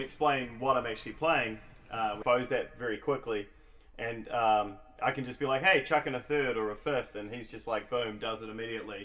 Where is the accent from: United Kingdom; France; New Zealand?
New Zealand; Christchurch, Canterbury; I'm from Christchurch, New Zealand